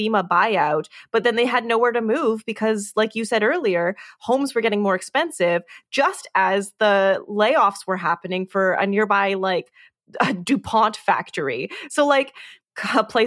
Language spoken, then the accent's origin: English; Canada; We're Canadian